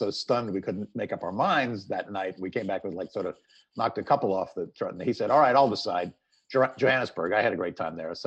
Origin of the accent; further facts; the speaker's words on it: California, United States; moved away as an adult; I was from California